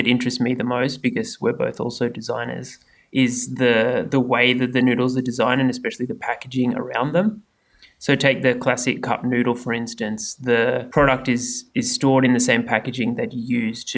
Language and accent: English; Australia; I'm Australian